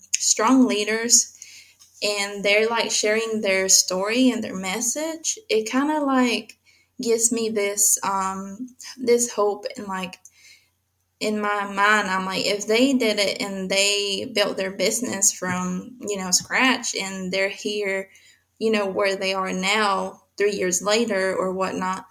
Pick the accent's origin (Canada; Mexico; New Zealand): Mexico; I was born in Mexico